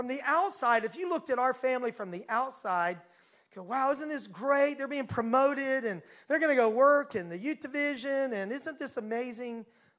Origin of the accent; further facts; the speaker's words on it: the South, United States; accent: southern; They really loved my southern accent, which I had at that time still, you know.